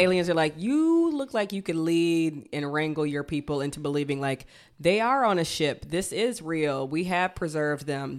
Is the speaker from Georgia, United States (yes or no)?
yes; Georgia, United States; now in Chicago, United States; I'm from Georgia